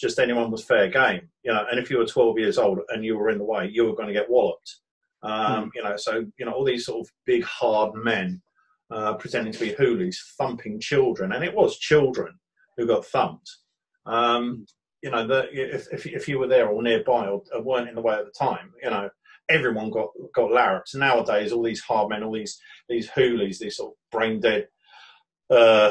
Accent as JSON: {"language": "English", "town": "Brighton", "region": "South East England", "country": "United Kingdom", "tie": "born or raised there"}